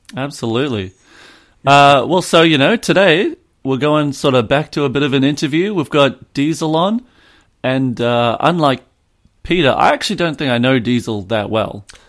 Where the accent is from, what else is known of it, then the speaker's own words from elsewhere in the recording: Australia; I'm Australian.